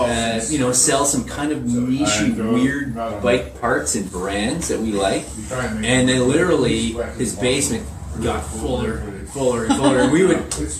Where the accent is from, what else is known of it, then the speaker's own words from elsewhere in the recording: Toronto, Ontario, Canada; moved away as an adult; also born or lived in Calgary; now in Ottawa, Canada; I grew up in Toronto